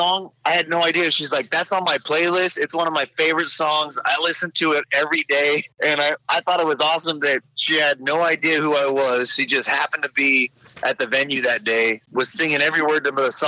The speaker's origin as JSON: {"language": "English", "town": "Kingwood", "region": "Texas", "country": "United States", "tie": "born or raised there", "said": "I grew up in Kingwood, not too far from Conroe"}